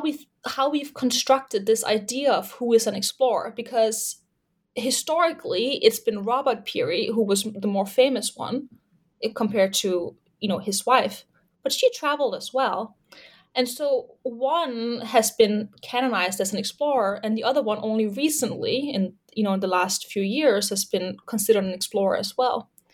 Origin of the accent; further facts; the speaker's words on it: Denmark; English is a second language; I'm originally from Denmark.